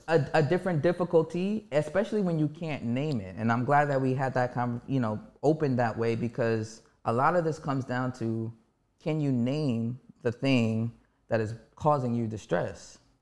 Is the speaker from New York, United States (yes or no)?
yes; New York City, New York, United States; I'm born and raised in Harlem, New York.